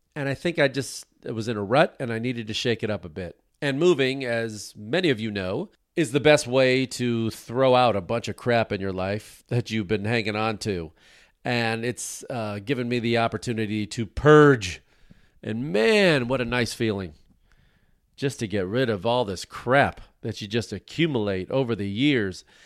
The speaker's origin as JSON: {"language": "English", "country": "United States", "said": "as an American who likes to travel around the world"}